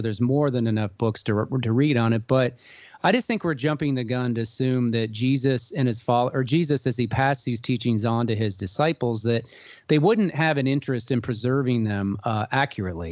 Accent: Columbus, Ohio, United States; I'm originally from Columbus, Ohio, and I was raised in a Jewish community here.

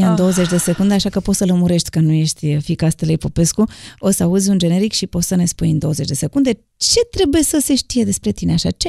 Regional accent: Bucharest, Romania; M-am, n- m-am născut în București.

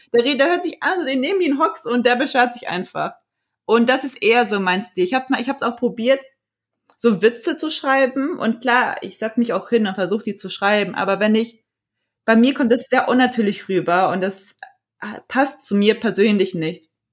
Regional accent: Frankfurt, Hesse, Germany; ich bin 28 Jahre alt, ich komme aus Frankfurt

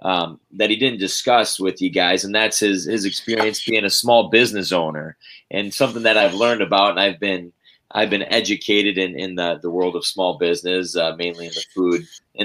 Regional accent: Lapeer, Michigan, United States; moved away as an adult; also born or lived in Minnesota; now in Fargo, United States; born and raised right outside of Flint, Michigan, in a town called Lapeer.

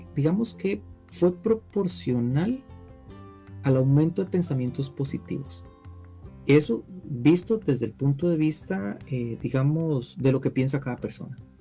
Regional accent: Costa Rica; nosotros como ticos

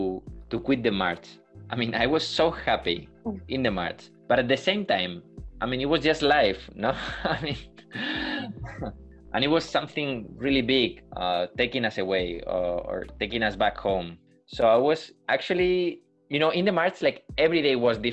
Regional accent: Burgos, Castile and León, Spain; in the emergency department of my hometown here in Burgos

